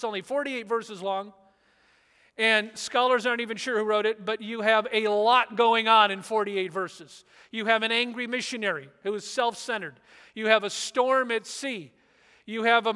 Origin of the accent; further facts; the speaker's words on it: Orange County, and then Michigan, Southern California, United States; moved away; I grew up in Orange County, Southern California, and then Michigan